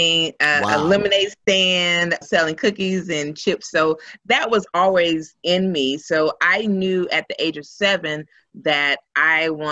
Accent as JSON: {"language": "English", "town": "Houston", "region": "Texas", "country": "United States", "said": "I am originally from Houston"}